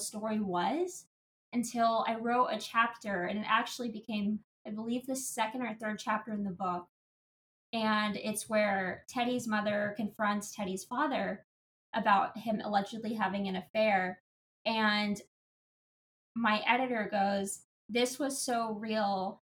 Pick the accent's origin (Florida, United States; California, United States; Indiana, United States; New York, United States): Indiana, United States; I grew up on a farm as well in Indiana